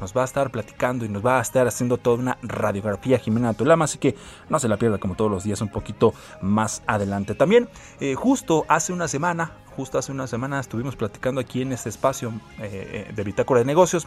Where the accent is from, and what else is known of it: Mexico